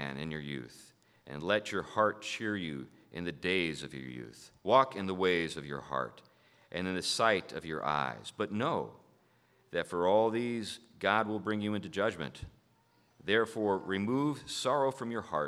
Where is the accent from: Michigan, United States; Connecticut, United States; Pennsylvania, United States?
Connecticut, United States; Hartford; I am from Hartford